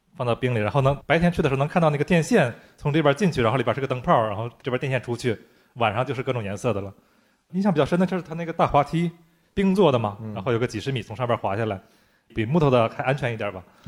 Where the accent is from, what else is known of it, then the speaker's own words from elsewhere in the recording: Heilongjiang, China; 我的家乡哈尔滨的那个《冰雪大世界》